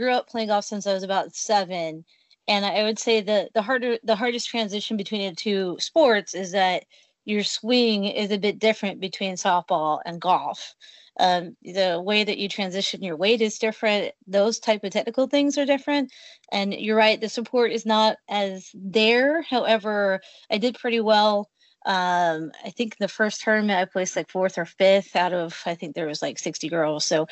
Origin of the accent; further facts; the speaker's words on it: Salem, Oregon, United States; I grew up in Salem, Oregon, which is about an hour south of Portland